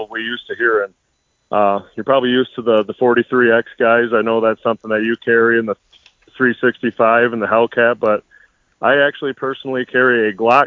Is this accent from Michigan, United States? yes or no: yes; Bay City, Michigan, United States; I grew up here and not too far from here, and I stayed right around the same area